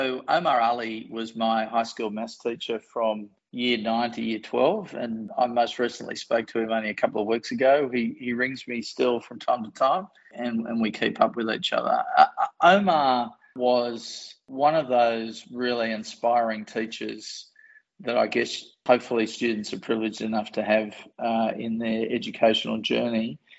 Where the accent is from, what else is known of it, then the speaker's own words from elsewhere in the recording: Newcastle, New South Wales, Australia; I actually grew up in a non-National Party regional area.